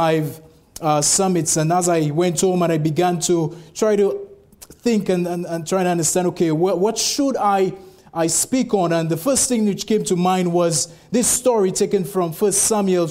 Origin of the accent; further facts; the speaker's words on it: St. Lucia; moved away; I'm actually originally from the West Indies, from St. Lucia.